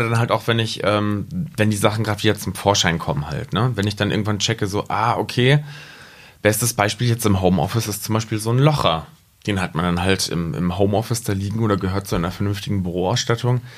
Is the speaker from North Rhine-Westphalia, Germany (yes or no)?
no; Rinteln, Lower Saxony, Germany; now in Braunschweig, Germany; aus Rinteln.